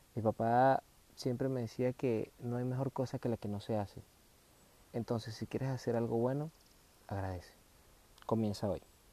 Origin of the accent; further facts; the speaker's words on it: Venezuela; en mi país, en Venezuela.